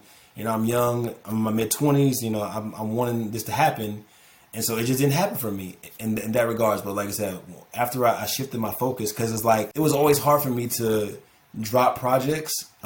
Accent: Orlando, Florida, United States; I'm from Orlando

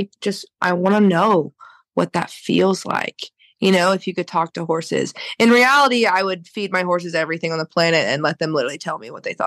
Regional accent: Oklahoma, United States; born or raised there

